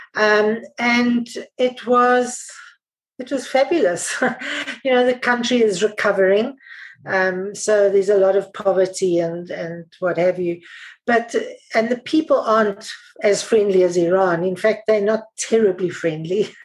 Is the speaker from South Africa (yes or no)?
yes; South Africa; I'm South African